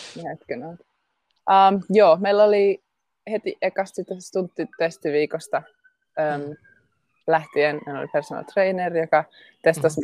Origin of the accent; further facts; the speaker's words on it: Jyväskylä, Central Finland, Finland; also born or lived in Helsinki, Finland; now in London, United Kingdom; mä oon Jyväskylästä kotoisin, synnyin Jyväskylän keskussairaalassa.